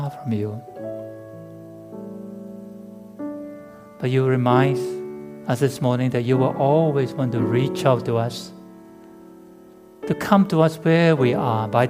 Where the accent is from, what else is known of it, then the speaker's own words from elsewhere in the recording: England, United Kingdom; accent: English; moved away; my English accent.